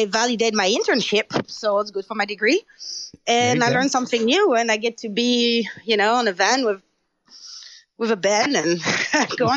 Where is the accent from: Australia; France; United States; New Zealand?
France; English is a second language; moved away as an adult; my hometown that I knew, you know, very small hometown in France